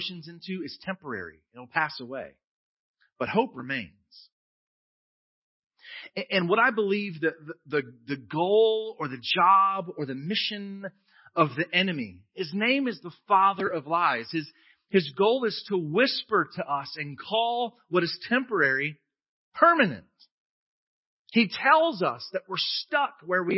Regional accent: United States; I'm an American.

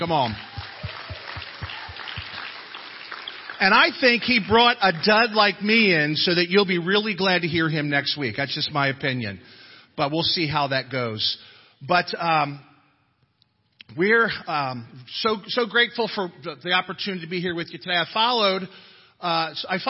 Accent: Philadelphia, Pennsylvania, United States; now in Fort Worth, United States; I'm actually from Philadelphia

